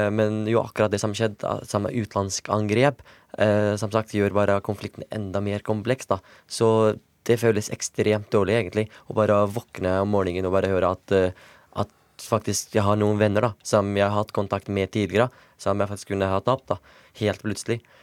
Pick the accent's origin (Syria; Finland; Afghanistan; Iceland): Syria; moved away; fordi det er der jeg kommer fra